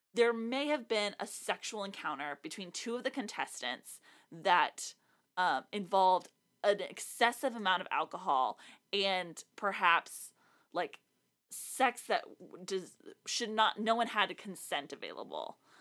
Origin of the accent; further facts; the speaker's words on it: South Texas, United States; now in Nashville, United States; I'm from the most southern part of South Texas, so even more south than San Antonio.